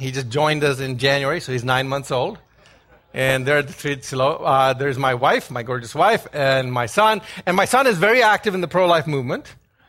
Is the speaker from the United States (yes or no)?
no; Ghana; born there; I was born in Ghana. Some of you are thinking that's a town in Texas. It's actually a country off the west coast of Africa.